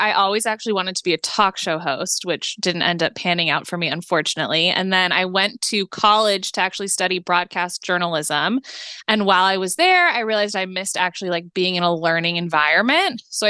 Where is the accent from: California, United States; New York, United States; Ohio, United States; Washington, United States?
California, United States; Los Angeles; I am born and raised in LA, which I feel like is not that common though to be born and raised here.